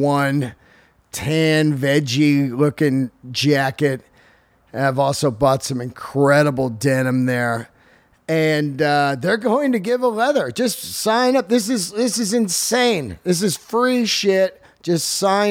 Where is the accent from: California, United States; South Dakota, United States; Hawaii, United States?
California, United States; San Francisco Bay Area; I grew up in the San Francisco Bay Area